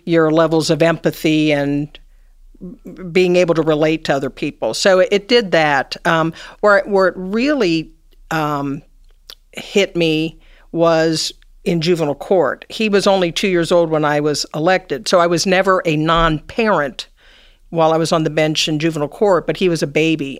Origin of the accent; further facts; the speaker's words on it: Cincinnati, Ohio, United States; I, um, grew up here in Cincinnati. I went to Sycamore High School.